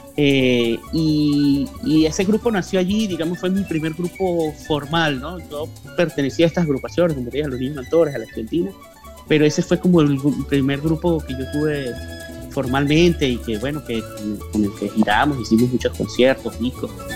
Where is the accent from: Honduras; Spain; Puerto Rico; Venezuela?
Venezuela; Andean region of Venezuela; moved away as an adult; now in Miami, United States; yo soy andino, pues de la región andina, de la región montañosa de Venezuela